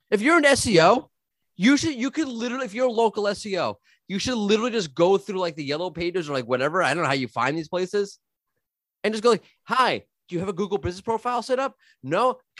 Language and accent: English; New York, United States; now in Jerusalem, Israel; as a New Yorker